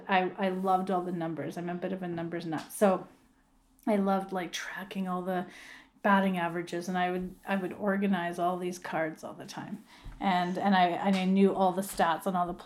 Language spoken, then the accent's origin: English; Grimsby, Ontario, Canada; So I grew up right here in Grimsby, Ontario. It's just a small town south of Toronto and right on the lake, Lake Ontario.